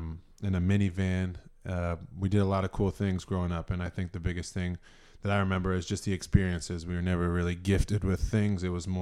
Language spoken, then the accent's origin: English; Methuen, Massachusetts, United States; I think just a small town kid, you know, born and raised in Methuen, Massachusetts.